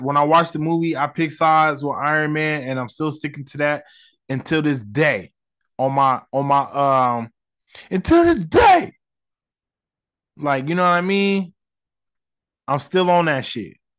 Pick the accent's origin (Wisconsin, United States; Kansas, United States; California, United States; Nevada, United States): Nevada, United States; Las Vegas; I'm not from New York, I'm from Vegas